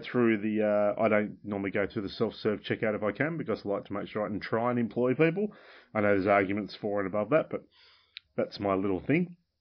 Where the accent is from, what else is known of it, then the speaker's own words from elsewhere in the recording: Launceston, Penguin, Tasmania, Australia; I moved from Launceston to Penguin